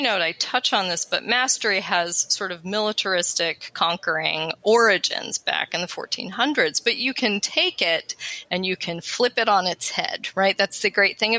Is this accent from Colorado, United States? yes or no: yes; Colorado, United States; accent: American Western; moved away; also born or lived in East Coast; I grew up in Colorado, so I have the American Western